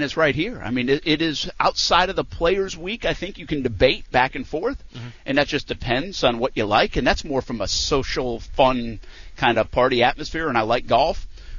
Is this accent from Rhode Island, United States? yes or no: yes; Rhode Island, United States; moved away; I'm from Rhode Island